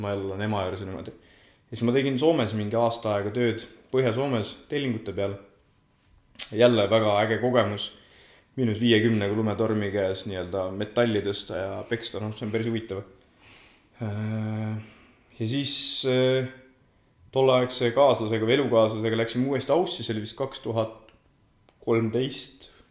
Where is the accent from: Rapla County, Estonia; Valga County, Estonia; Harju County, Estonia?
Valga County, Estonia; Otepää; also born or lived in Tartu; tegelikult olen Otepää külje alt, kaheksa kilomeetrit Otepääst nii-öelda Tartu poole, Nõuni külast pärit